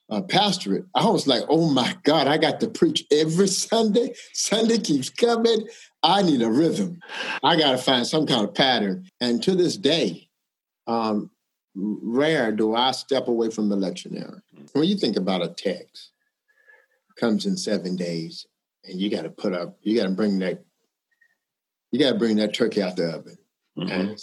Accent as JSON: {"language": "English", "town": "Charlotte", "region": "North Carolina", "country": "United States", "tie": "born or raised there", "said": "I was born and raised in Charlotte, North Carolina"}